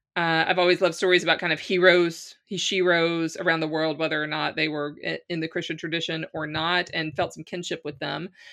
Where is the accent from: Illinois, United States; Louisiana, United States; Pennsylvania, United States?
Louisiana, United States; moved away as an adult; now in Ireland; I'm from Louisiana